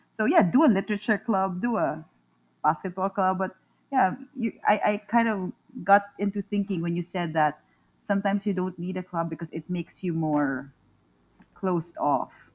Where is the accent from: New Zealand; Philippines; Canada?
Philippines; Manila, Metro Manila; I'm from Manila. I'm from the Philippines